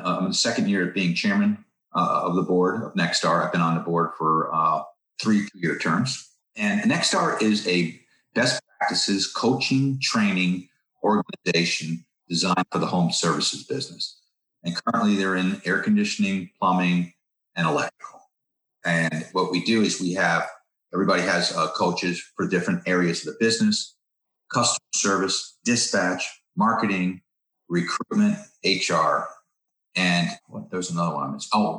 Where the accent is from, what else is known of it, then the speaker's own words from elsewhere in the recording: New York, United States; now in Florida, United States; I'm a transplant from New York to Florida and loving life here in Florida.